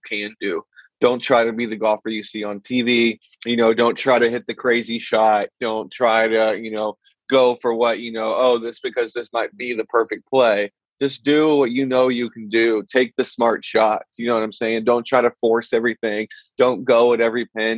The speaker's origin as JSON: {"language": "English", "town": "Mansfield", "region": "Texas", "country": "United States", "said": "I'm from Mansfield, so just right down the way"}